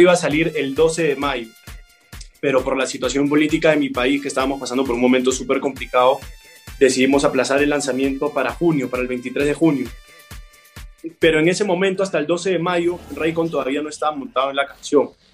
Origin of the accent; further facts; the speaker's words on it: Peru; moved away as an adult; now in Medellín, Colombia; en mi país